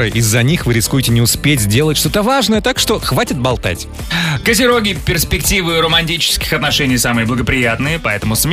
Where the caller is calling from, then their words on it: Stavropol, Stavropol Krai, Russia; А, город Ставрополь.